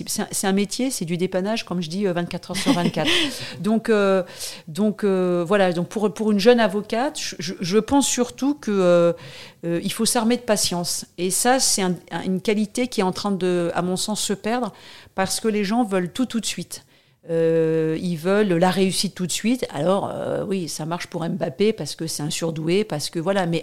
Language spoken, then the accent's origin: French; Paris, Île-de-France, France; Je, je viens pas de la banlieue, je suis vraiment un pur produit, euh, enfin, j'ai de, de, de province, mais je suis née à Paris.